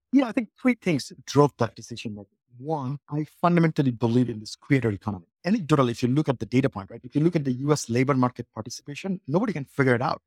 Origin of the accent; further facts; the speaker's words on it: Bangladesh; moved away as an adult; also born or lived in Colorado; now in United States; I grew up in Bangladesh, came here to college, and I, I went to school in Colorado